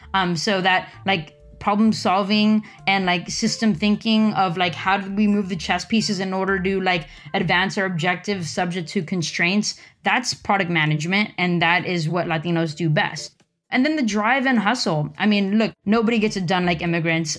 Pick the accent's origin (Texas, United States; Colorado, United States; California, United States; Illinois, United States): California, United States; Los Angeles; now in Silicon Valley, United States; I'm from L A. That's where I grew up